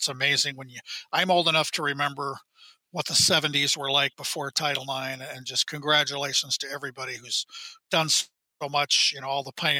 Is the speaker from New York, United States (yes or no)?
no; Iowa, United States; now in Minnesota, United States; I grew up in Iowa where women's sports, you know, women's basketball for high school girls basketball, still, it never stopped from going back to the 20s.